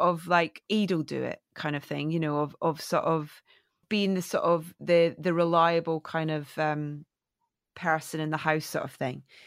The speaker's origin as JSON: {"language": "English", "region": "Scotland", "country": "United Kingdom", "tie": "born or raised there", "moved": "as an adult", "lives_now": "London, United Kingdom", "said": "coming from a tiny little fishing village in Scotland"}